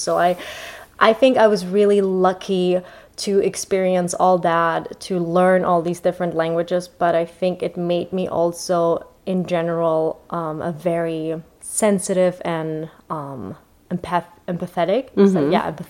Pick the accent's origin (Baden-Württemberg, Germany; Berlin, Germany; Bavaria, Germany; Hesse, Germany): Hesse, Germany; Frankfurt; born or raised there; English is a second language; moved away as an adult; now in Los Angeles, United States